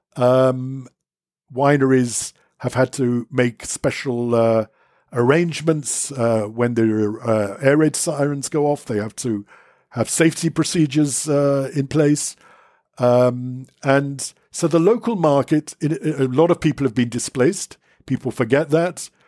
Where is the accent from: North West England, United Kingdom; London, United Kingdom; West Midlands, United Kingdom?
London, United Kingdom; now in Israel; born in London, brought up in England